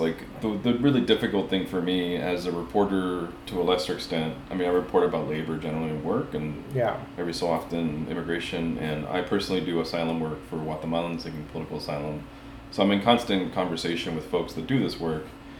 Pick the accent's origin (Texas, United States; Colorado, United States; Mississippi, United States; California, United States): California, United States; Los Angeles; first language Spanish; English is a second language; now in Minnesota, United States; because of where I grew up in Los Angeles and because my parents didn't speak English